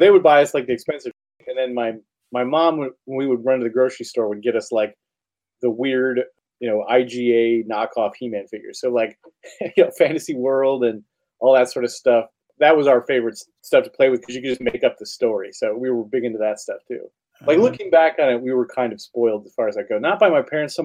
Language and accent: English; Ringle, Wisconsin, United States; I grew up outside of Wausau, Wisconsin, in a town called Ringle